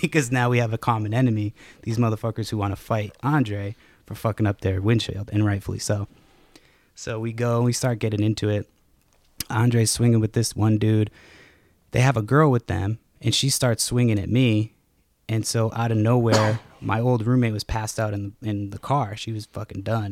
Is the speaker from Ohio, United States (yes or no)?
no; Massachusetts, United States; me growing up in Massachusetts